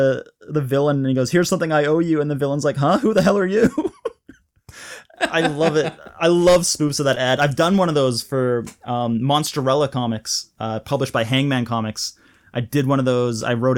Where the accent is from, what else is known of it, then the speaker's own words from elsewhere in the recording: Malaysia; because I was living overseas, I grew up in Malaysia, and we were always like a couple seasons behind.